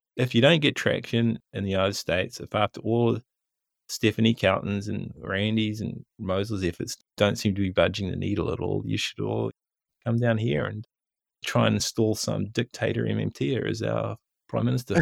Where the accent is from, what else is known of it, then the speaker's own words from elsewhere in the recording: New Zealand; most people do in New Zealand when we're buying books from Amazon. New Zealand dollars go down in our bank accounts